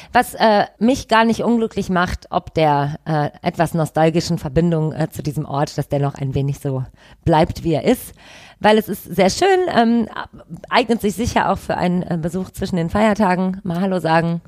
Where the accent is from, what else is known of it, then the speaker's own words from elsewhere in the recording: Düsseldorf, North Rhine-Westphalia, Germany; Ich bin in Goldsheim aufgewachsen